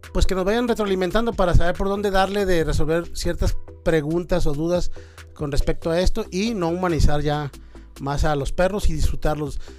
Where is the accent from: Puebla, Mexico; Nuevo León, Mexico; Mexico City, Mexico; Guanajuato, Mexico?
Nuevo León, Mexico; Monterrey; yo soy de Monterrey, este, cerca de la frontera